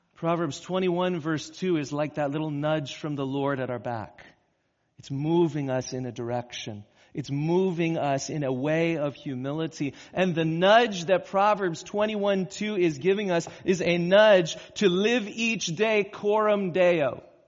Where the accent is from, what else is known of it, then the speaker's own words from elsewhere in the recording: California, United States; moved away; I grew up in California